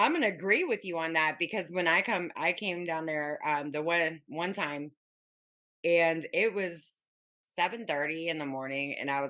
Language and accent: English; Las Vegas, Nevada, United States; moved away; I grew up in Vegas, but when I moved back here, and they actually built a roundabout.